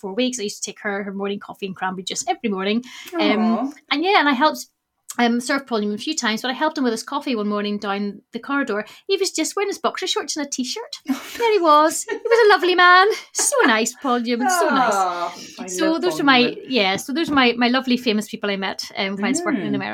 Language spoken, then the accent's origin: English; Northern Ireland, United Kingdom; moved away as an adult; also born or lived in Glasgow; I am actually originally from Northern Ireland. But I moved to Glasgow when I was 19 because I went to uni there.